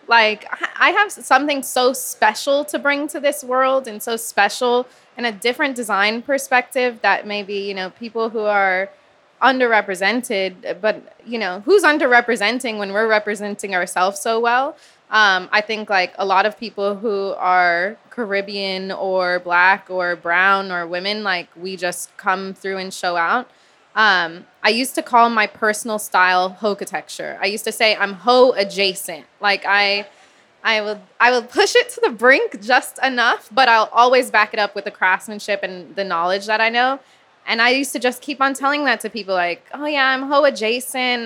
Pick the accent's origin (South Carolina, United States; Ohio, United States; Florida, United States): Florida, United States; Miami; growing up in Miami as a girl